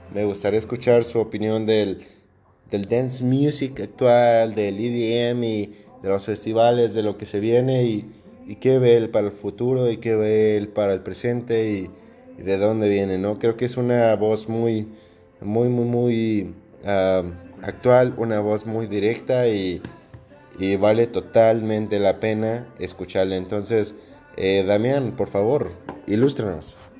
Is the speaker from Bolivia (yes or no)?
no; Mexico; somos mexicanos